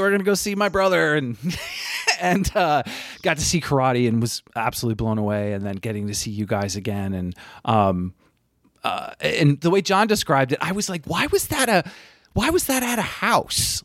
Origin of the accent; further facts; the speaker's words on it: Burlington, Vermont, United States; moved away; I'm originally from Burlington. Vermont